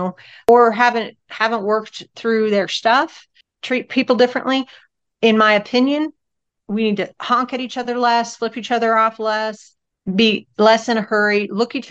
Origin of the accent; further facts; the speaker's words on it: Northern California, United States; I was brought up in Northern California as a little hippie baby